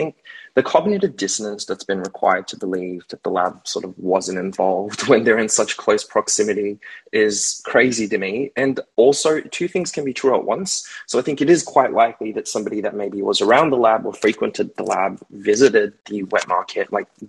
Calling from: Australia; I'm calling from Australia.

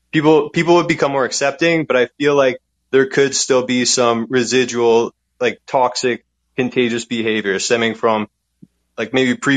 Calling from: Canada; I'm calling from Canada.

